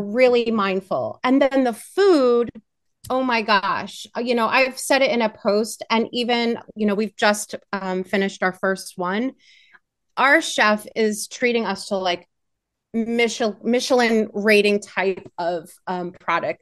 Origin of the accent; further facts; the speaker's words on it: Pittsburgh, Pennsylvania, United States; I hail from Pittsburgh, PA